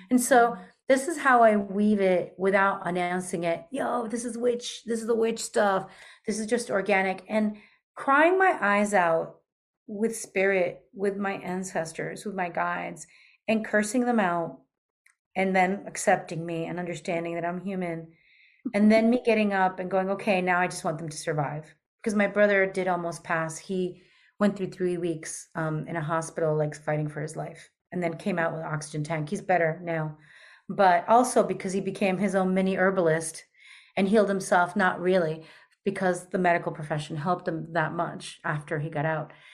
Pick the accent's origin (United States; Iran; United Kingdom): United States; New York; also born or lived in Peru / Argentina; I'm also from New York